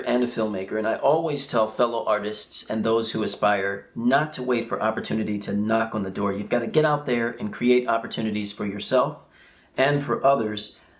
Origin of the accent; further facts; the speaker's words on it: Philadelphia, Pennsylvania, United States; I was born and raised in Philly.